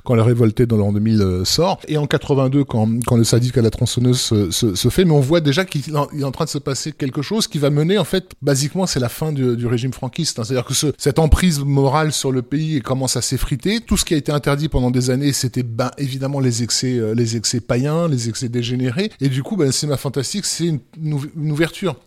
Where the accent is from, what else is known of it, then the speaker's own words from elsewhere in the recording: France; chez nous en France.